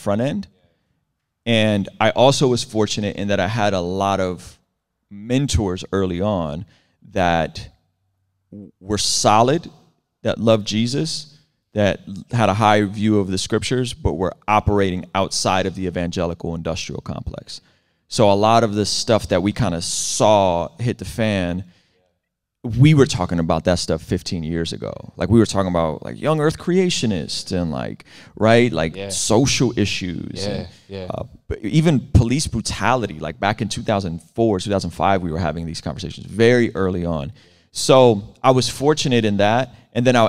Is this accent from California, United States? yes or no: yes; San Diego, California, United States; also born or lived in Baku, Azerbaijan / Moscow, Russia; I grew up in San Diego, very different San Diego than it is now in the early 90s